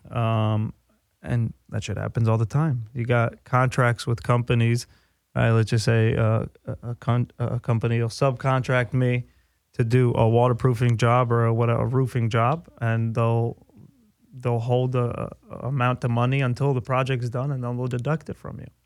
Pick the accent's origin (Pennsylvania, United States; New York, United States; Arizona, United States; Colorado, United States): New York, United States; New York City; moved away as an adult; I grew up on the East Coast. I grew up in New York